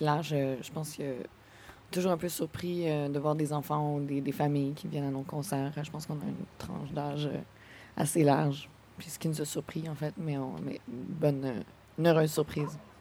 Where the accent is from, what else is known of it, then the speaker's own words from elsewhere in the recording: Quebec City, Quebec, Canada; Moi, je viens de Québec